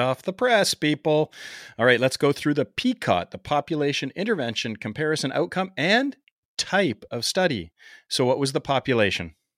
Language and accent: English; Canada; accent: Canadian